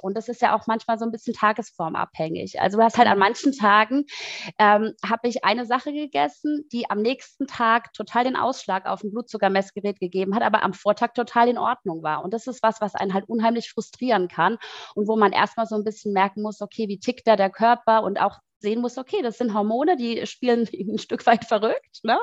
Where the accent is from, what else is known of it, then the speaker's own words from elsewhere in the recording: Mannheim, Baden-Württemberg, Germany; moved away as an adult; now in Berlin, Germany; ich komme ursprünglich aus Mannheim, ähm, lebe aber seit sechs Jahren in Berlin